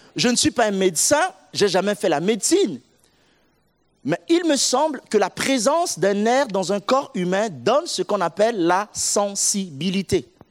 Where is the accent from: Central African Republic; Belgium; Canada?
Central African Republic; now in Orléans, France; Je suis euh, originaire de la République centrafricaine